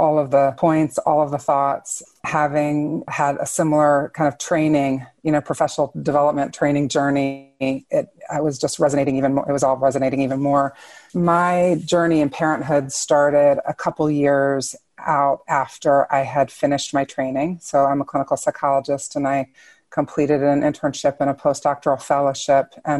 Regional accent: Washington, District of Columbia, United States; moved away; also born or lived in Chicago; I grew up in the Washington, D.C. area.

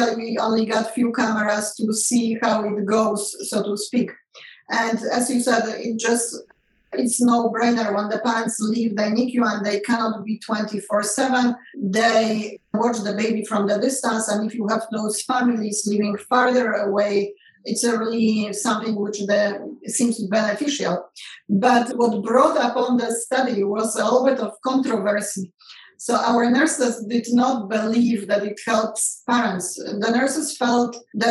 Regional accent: Poland; moved away as an adult; now in United States; I grew up in Poland and never in a million years graduating from medical school in Poland

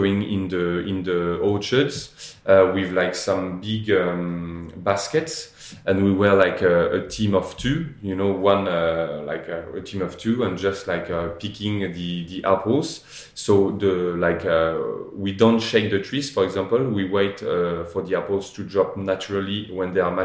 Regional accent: Normandy, France; I grew up in Normandy at the Chateau de Sassy

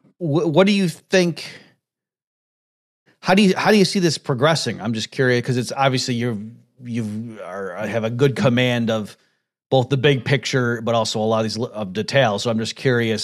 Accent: Rochester, New York, United States; I grew up in Rochester, New York

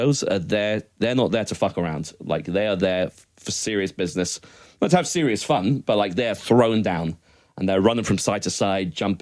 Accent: Scotland, United Kingdom; I'm Scottish

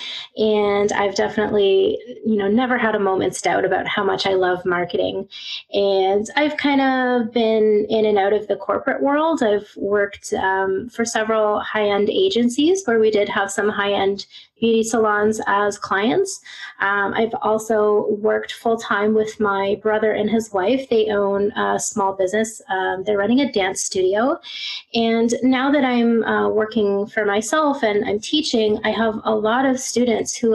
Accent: Canada; moved away as an adult; now in Glasgow, United Kingdom; I am Canadian born and raised, but right now I'm living in Glasgow, Scotland

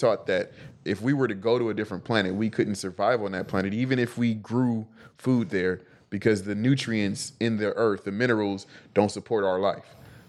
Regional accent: Inglewood, California, United States; also born or lived in Watts, Los Angeles; I went to school in Watts, bro. I grew up in Inglewood.

